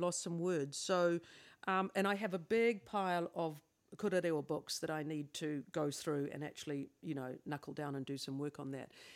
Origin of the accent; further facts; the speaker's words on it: Wellington, New Zealand; moved away; also born or lived in Auckland; I come from Wellington, eh, Pōniki.